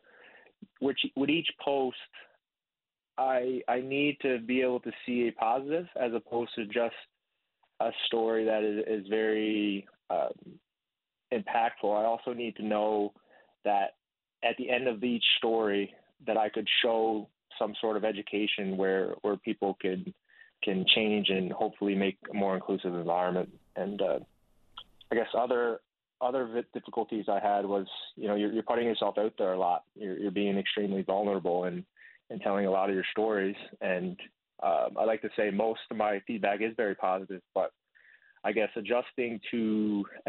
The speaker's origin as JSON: {"language": "English", "town": "Corner Brook", "region": "Newfoundland and Labrador", "country": "Canada", "tie": "born or raised there", "also_born_or_lived": "Blanc-Sablon, Quebec / Vietnam", "said": "I spent most of my time growing up in Corner Brook. Before that, I was in Blanc-Sablon, Quebec. I'm adopted from Vietnam."}